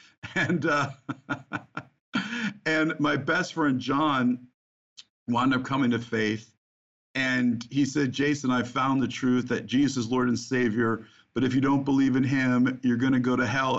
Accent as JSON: {"language": "English", "region": "New Jersey", "country": "United States", "tie": "born or raised there", "said": "I grew up in the Holy Land, as you mentioned, New Jersey"}